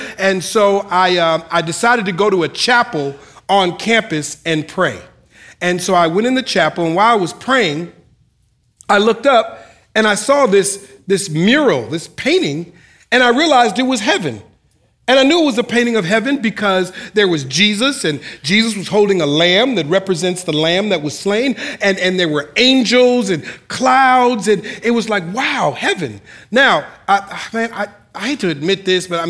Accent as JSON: {"language": "English", "town": "Minneapolis", "region": "Minnesota", "country": "United States", "tie": "born or raised there", "moved": "as an adult", "lives_now": "California, United States", "said": "I'm originally from Minneapolis, Minnesota, born and raised in Minneapolis"}